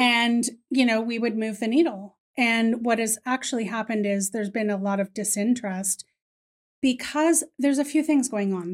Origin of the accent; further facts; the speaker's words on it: Ireland; I am Irish, so I'm pretty loud